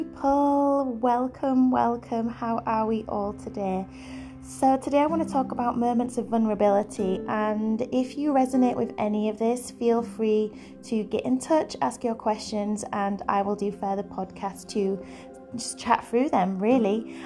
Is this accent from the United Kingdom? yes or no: yes; Yorkshire and the Humber, United Kingdom; moved away as an adult; also born or lived in London; I'm a Yorkshire born and bred girl, as you can probably tell by my accent